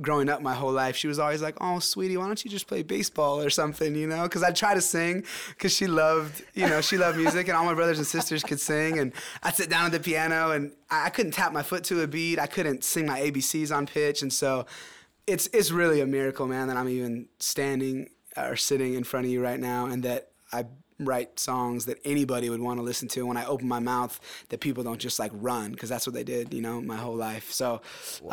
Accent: Southern California, United States; I grew up here in California, SoCal

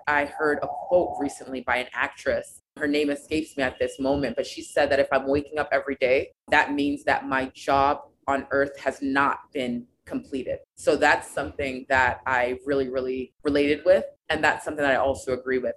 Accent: United States; I am American, I've been born here, that's all that I know

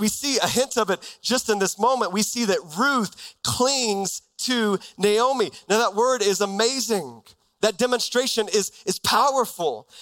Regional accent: Texas, United States; moved away as an adult; now in Arizona, United States; I grew up in Texas my whole life.

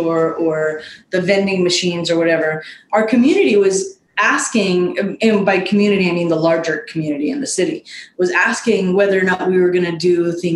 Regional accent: Fresno, California, United States; Fresno is our hometown, both from very, very different stories. I'm from the South and West in a rural farming town

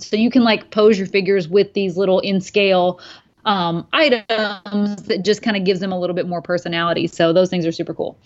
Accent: Kentucky, United States; moved away; my hometown of Kentucky

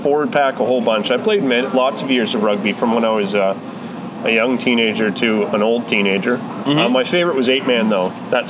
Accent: Edmonton, Alberta, Canada; Born and raised in Edmonton.

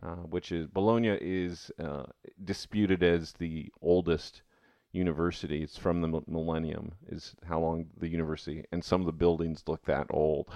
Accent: United States; I'm still American

